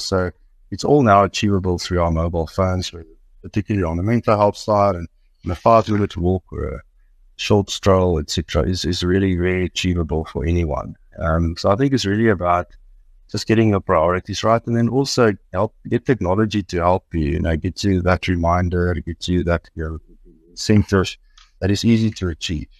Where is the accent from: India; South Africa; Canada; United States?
South Africa; Brits, North West; I grew up actually in Brits here outside Victoria